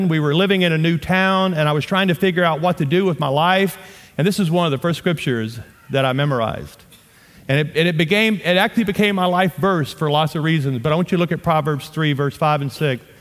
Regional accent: the South, United States; accent: southern; Batak, and I just butchered that with my southern accent, but that's how you say it.

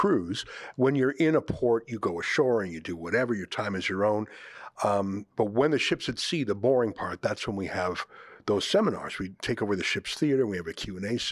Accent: Canada; as a Canadian

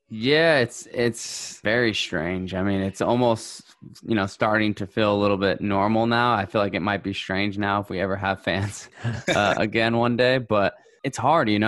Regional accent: United States; as an American

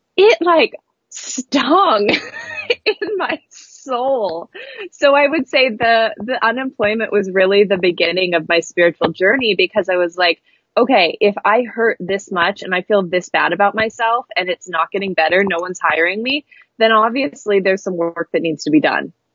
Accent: Astoria, Oregon, United States; also born or lived in Seaside, Oregon; I grew up in Astoria and then Seaside, Oregon and it was very coastal

